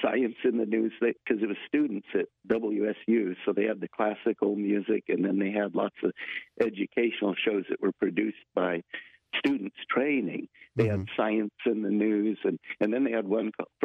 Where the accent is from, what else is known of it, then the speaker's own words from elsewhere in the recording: Pullman, Washington, United States; moved away as an adult; now in Bellingham, United States; I grew up in Pullman, Washington